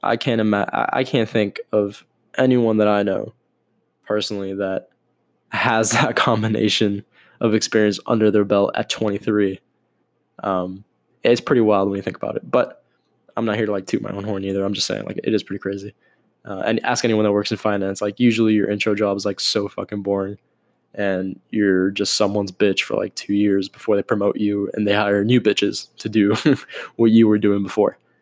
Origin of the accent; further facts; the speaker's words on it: Miami, Florida, United States; I am born and raised in Miami, still in Miami